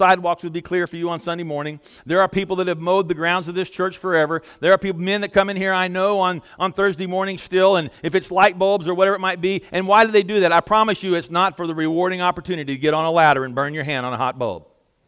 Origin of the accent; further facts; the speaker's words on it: Southeast Texas, United States; moved away; I'm with him from Southeast Texas, and I guarantee you we don't have a lot of rhythm where we come from